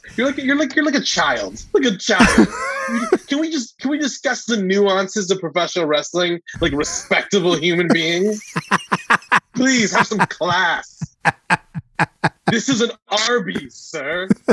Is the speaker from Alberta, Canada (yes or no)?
yes; Calgary, Alberta, Canada; I'm from Calgary